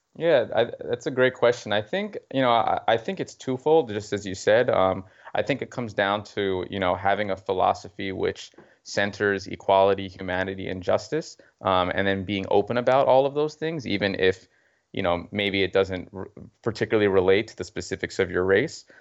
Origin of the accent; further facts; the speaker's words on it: Mount Vernon, New York, United States; I grew up in Mount Vernon